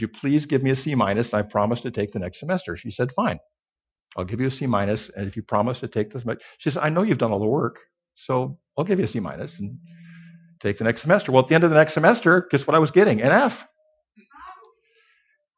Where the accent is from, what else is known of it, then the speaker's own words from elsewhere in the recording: Bloomington, Minnesota, United States; moved away; I was raised in Bloomington, Minnesota, where you never heard a foreign language.